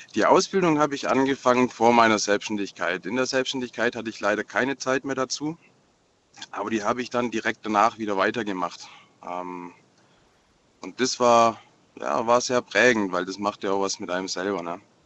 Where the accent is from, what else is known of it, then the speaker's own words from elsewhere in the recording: Marburg, Hesse, Germany; Ich komme ja aus Marburg